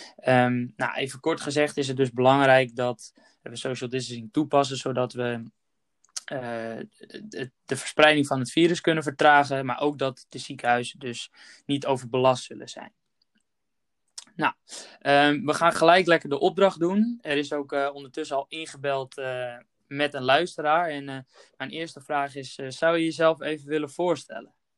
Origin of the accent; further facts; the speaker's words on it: Netherlands; als Nederlanders